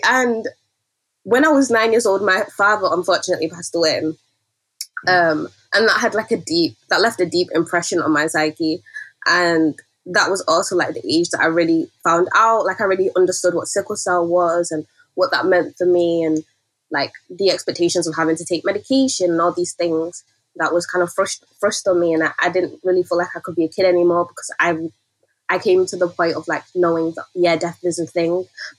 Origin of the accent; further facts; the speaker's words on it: Nigeria; And I feel like as a Nigerian, storytelling is also really important to our culture and the way we navigate the world.